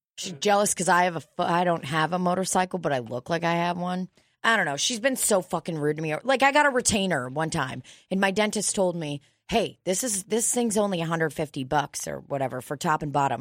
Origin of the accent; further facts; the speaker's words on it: United States; I am an immigrant, but I've been here since I was, like, a fucking baby.